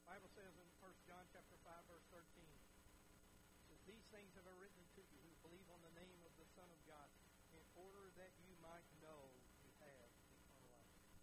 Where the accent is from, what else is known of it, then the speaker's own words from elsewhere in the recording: United States; as an American